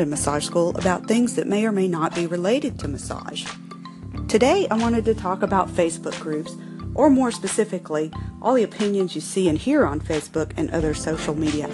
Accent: the South, United States; accent: Southern; As you can tell from my accent, I'm from the South, and I was raised in a South where hospitality is queen

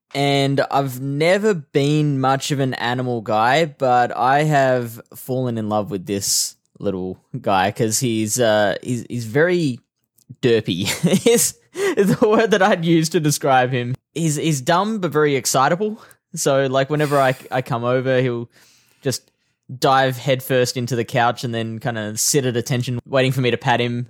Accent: Australia; I like Australia. This is a nice country

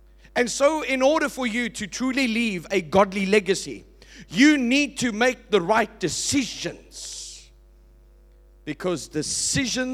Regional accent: Port Elizabeth, Eastern Cape, South Africa; I was born in Port Elizabeth.

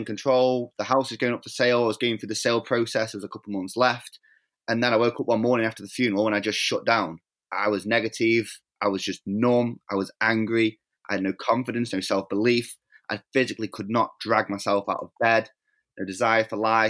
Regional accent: Stoke-on-Trent, West Midlands, United Kingdom; I was born in England in a little city called Stoke-on-Trent.

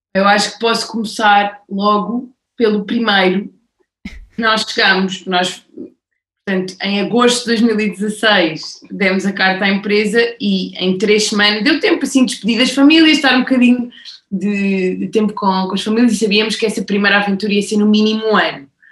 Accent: Portugal; moved away as an adult; also born or lived in Madrid, Spain; eu sou portuguesa, uh, vivi 12 anos em Madrid

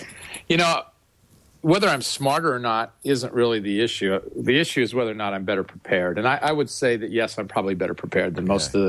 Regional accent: Midwest, United States; I'm using that as a unisex term because I'm from the Midwest.

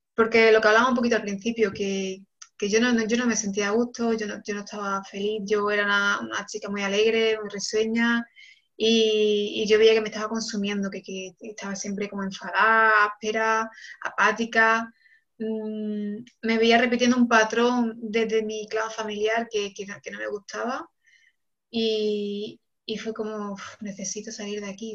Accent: Córdoba, Andalusia, Spain; moved away as an adult; also born or lived in Barcelona / Senegal; ahora mismo vivo en, Córdoba, que es mi ciudad natal.

